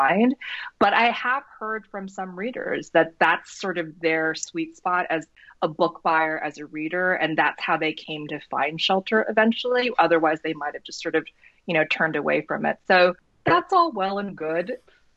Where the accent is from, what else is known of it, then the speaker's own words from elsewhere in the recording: North Dakota, United States; me growing up in North Dakota, I always felt like I sort of stood out in this place that wasn't particularly diverse.